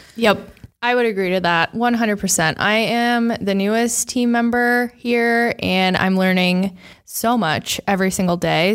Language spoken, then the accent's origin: English; United States; I grew up here in the Quad Cities